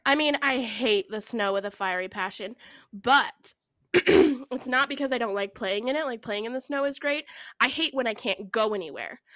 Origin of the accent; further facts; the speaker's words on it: Pacific Northwest, United States; We are sisters from the Pacific Northwest